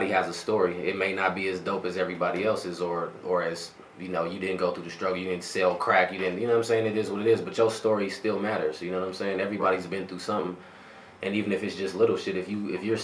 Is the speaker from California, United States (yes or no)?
no; Denver, Colorado, United States; I lived there my whole life until I moved out on my own. So, I'm from the East Side, straight up